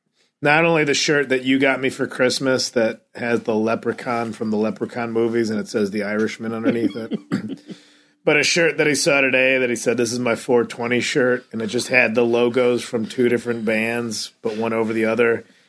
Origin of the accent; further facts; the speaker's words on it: Charleston, South Carolina, United States; That's my parents funny. Are immigrants, but I grew up in Charleston.